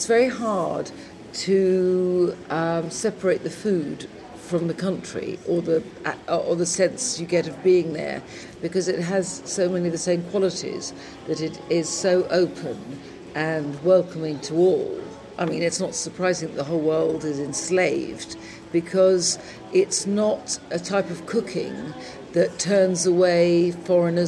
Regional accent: England, United Kingdom; first language English; also born or lived in London; when I came back to England

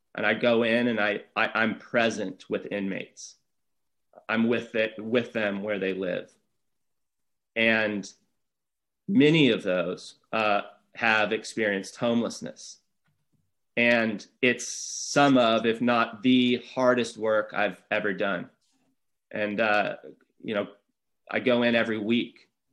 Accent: Santa Barbara, California, United States; I'm born and raised here. This is Santa Barbara's my hometown

